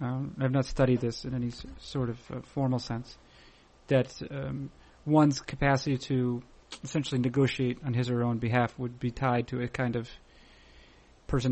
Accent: Concord, United States; growing up in Concord, I feel like a lot of people worked for a local distributor.

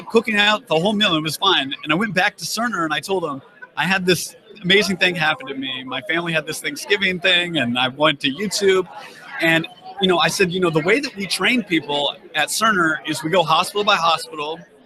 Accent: Northwest Missouri, United States; moved away as an adult; also born or lived in Kansas City; now in Washington, D.C., United States; I grew up in Northwest Missouri.

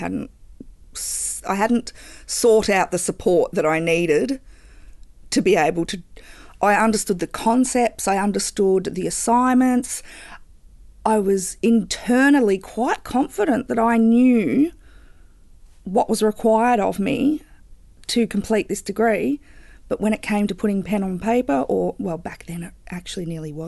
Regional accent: Bendigo, Victoria, Australia; also born or lived in Geelong; I'm originally from Bendigo

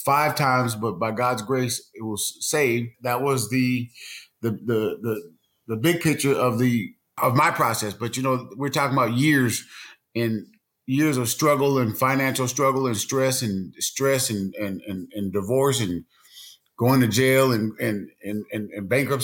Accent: Seattle, Washington, United States; I'm actually from the Seattle, Washington area.

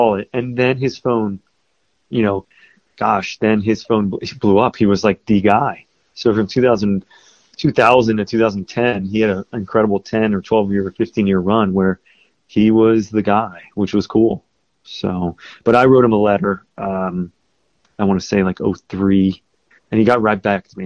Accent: Philadelphia, Pennsylvania, United States; also born or lived in Northern Delaware; growing up in Philadelphia

